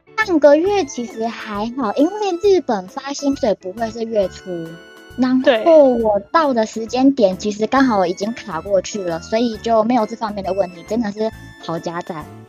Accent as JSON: {"language": "Chinese", "country": "Taiwan", "moved": "as an adult", "lives_now": "Japan", "said": "我是日本人、台湾人"}